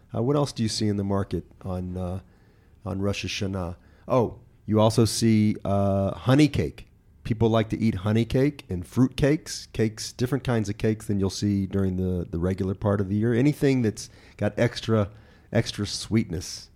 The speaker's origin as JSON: {"language": "English", "town": "Memphis", "region": "Tennessee", "country": "United States", "tie": "born or raised there", "moved": "as an adult", "lives_now": "Israel", "said": "Memphis all the time, but that's my, my my hometown"}